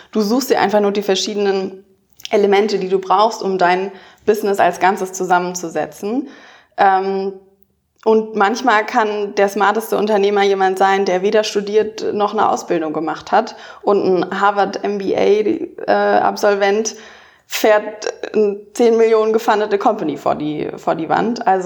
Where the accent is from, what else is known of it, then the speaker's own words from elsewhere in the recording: Baden-Württemberg, Germany; ich bin auf dem Dorf aufgewachsen in der Nähe von Stuttgart da war die Junge Union auch die einzige Partei, die es gab.